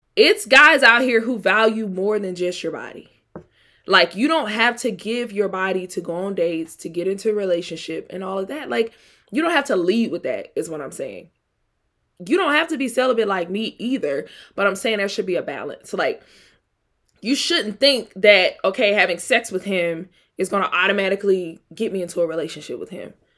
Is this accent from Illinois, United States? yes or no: no; Mississippi, United States; also born or lived in Atlanta; I'm from Mississippi